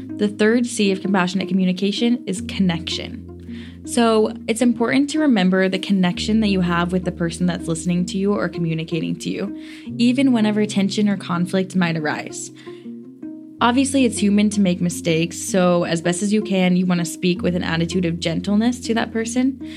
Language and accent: English; the South, United States; I'm a girl from the South